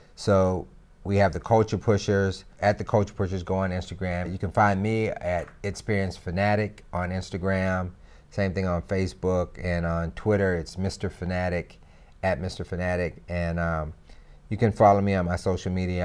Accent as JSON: {"language": "English", "town": "Greensboro", "region": "North Carolina", "country": "United States", "said": "I'm from Greensboro, North Carolina"}